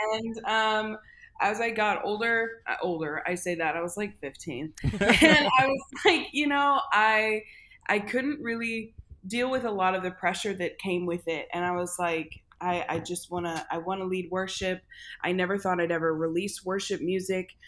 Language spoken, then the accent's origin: English; St. Louis, Missouri, United States; I am from St. Louis, Missouri. I grew up in a really, really musical family.